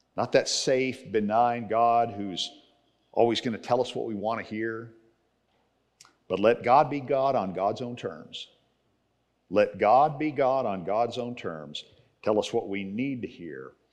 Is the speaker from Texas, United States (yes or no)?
yes; Texas, United States; moved away; I grew up in Texas